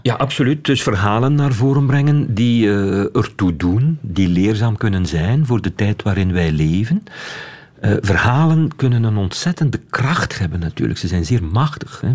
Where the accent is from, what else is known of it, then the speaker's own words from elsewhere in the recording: Wetteren, Flanders, Belgium; ik ben opgegroeid in Wetteren.